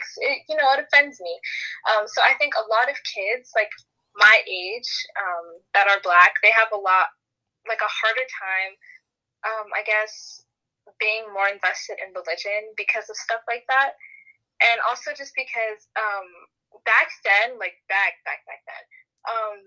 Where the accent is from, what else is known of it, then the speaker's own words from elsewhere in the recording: United States; also born or lived in Baltimore, Maryland; I am American